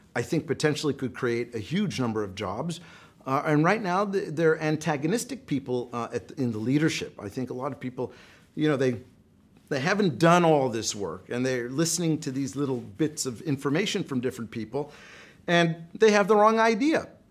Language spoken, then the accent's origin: English; United States; I'm an American, we're here in America